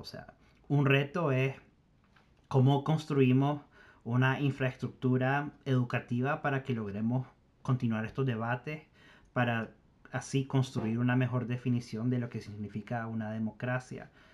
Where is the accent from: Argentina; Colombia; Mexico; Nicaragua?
Nicaragua; nuestra propia historia como nicaragüense